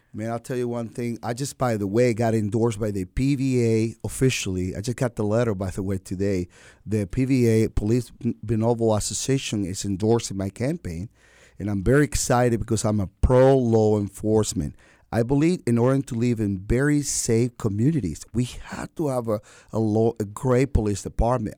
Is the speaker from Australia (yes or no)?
no; Venezuela; moved away as an adult; now in Wilmington, United States; I am an American citizen by choice, Venezuelan